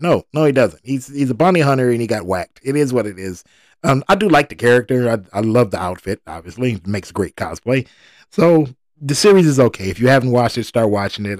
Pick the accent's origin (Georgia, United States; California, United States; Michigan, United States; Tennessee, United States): Michigan, United States; Detroit; I was born in Detroit. I'm a Detroit first, Detroit only kind of guy.